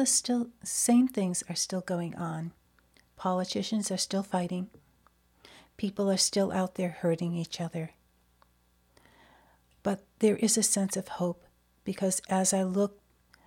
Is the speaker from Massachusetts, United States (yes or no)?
yes; Watertown, Massachusetts, United States; my hometown of Watertown